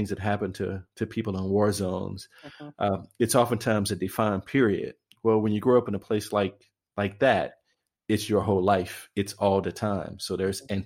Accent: East St. Louis, Illinois, United States; I am from East St. Louis, Illinois

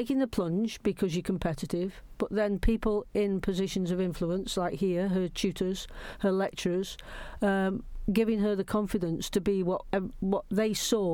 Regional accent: Stoke-on-Trent, West Midlands, United Kingdom; moved away; Stoke's my home. I was born in Stoke.

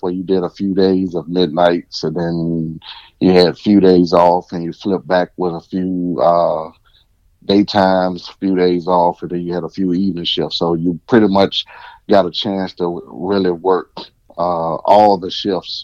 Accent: Henrico County, Richmond, Virginia, United States; I was from Henrico County and, you know, playing sports

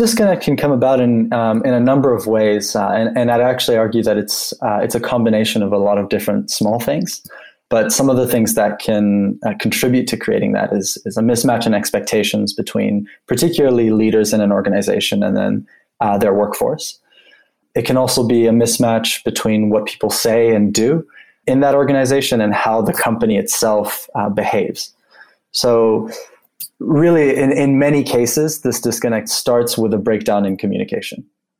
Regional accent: Geneva, Switzerland; before that, I grew up in Geneva, Switzerland. And being from there, my parents worked at the UN, and sort of coming from a UN family

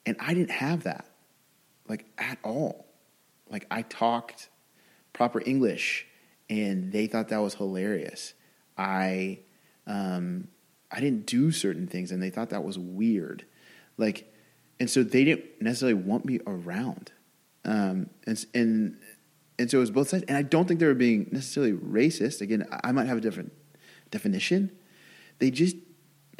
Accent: Louisiana, United States; I was raised in Louisiana

